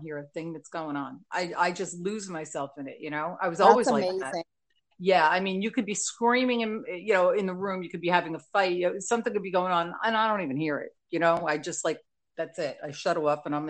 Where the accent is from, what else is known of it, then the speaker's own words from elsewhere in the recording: New Jersey, United States; accent: NJ; my whole life, I'm from Jersey.